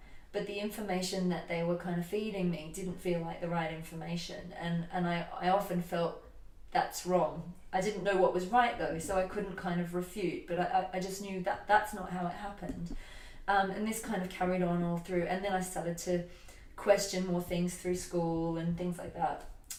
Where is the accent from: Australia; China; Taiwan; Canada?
Australia; moved away as an adult; now in United Kingdom; When I was 21, I moved from Australia to the UK, and I was in a relationship.